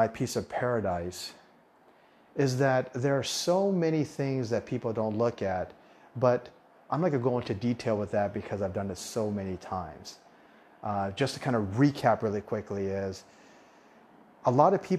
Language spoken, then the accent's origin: English; Southwest, United States; first language Taiwanese; moved away as an adult; also born or lived in Taiwan; now in Thailand; I'm from the Southwest in the United States